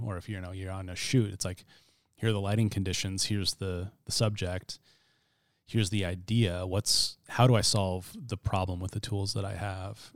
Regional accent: Chattaroy, Washington, United States; I grew up in Chatteroy, which is north of Mead, Spokane County

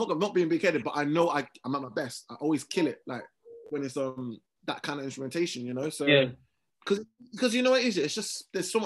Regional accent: London, United Kingdom; I'm a rapper from West London.

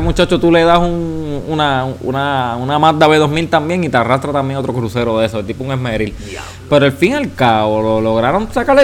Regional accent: Puerto Rico; Como yo, boricua

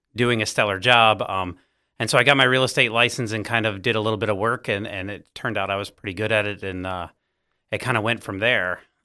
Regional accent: Virginia Beach, Virginia, United States; I grew up in Virginia Beach

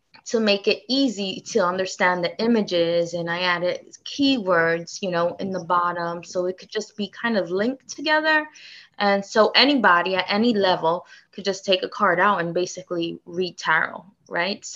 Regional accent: New York City, New York, United States; I grew up in Brooklyn, in Bushwick

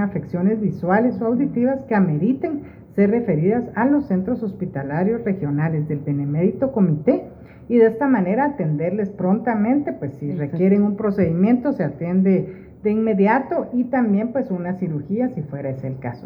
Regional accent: Guatemala; Los guatemaltecos

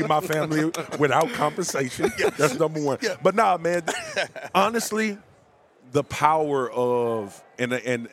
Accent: Baton Rouge, Louisiana, United States; I'm from South Baton Rouge

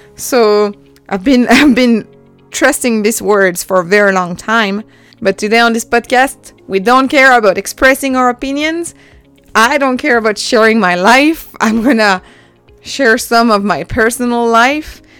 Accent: French Alps, France; first language French; English is a second language; also born or lived in Dallas, Texas, United States; I was born and raised in the French Alps

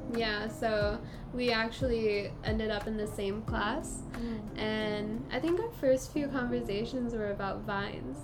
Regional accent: Singapore; we're from Singapore and we're currently studying in a junior college

